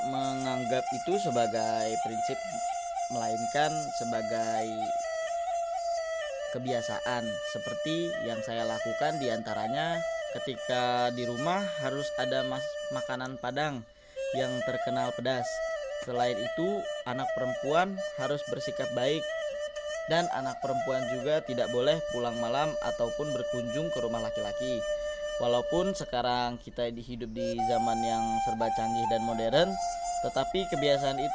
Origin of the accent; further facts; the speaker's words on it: Jakarta, Indonesia; berbeda dengan anak-anaknya yang lahir dan besar di Jakarta seperti